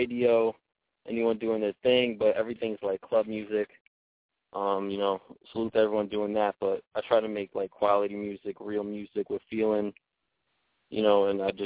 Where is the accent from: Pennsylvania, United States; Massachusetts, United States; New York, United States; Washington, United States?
New York, United States; Yonkers; I'm from Yonkers, New York, 914